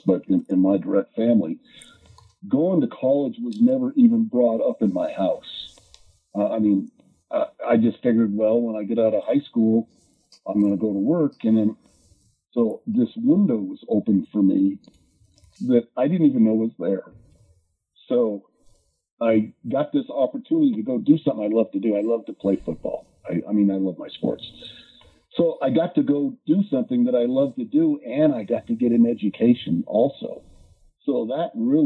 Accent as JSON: {"language": "English", "town": "Lakewood", "region": "Colorado", "country": "United States", "tie": "born or raised there", "said": "I'm from Lakewood. That's where I live now."}